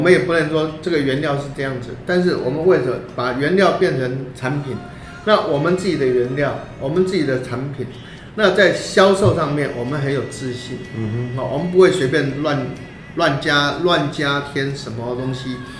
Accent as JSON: {"language": "Chinese", "country": "Taiwan", "said": "我是台湾人"}